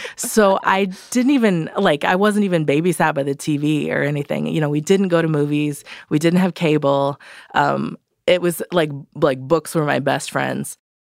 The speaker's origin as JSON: {"language": "English", "town": "Redlands", "region": "California", "country": "United States", "tie": "born or raised there", "said": "I grew up in Redlands, uh, California, Southern California."}